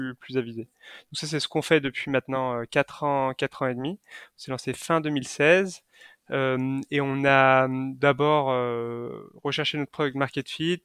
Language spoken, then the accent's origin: French; Lyon, Auvergne-Rhône-Alpes, France; je suis originaire de Lyon